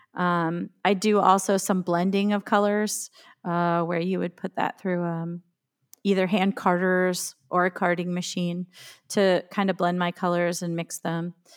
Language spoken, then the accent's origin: English; Woolrich, Pennsylvania, United States; now in Western New York, United States; I grew up in Woolrich